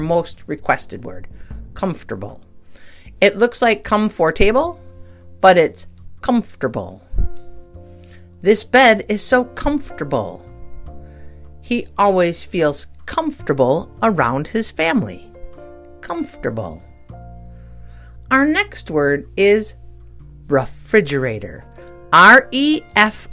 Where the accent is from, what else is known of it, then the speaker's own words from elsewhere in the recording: Midwest, United States; I'm an American, so, and a Midwesterner